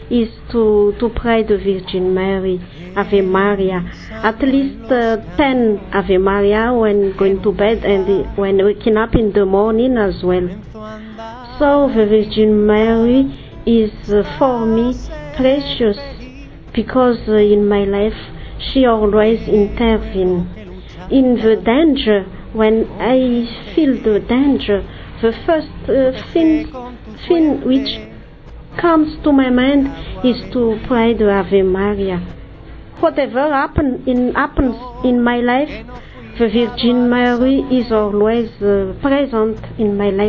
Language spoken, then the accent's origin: English; Madagascar; I am from Madagascar.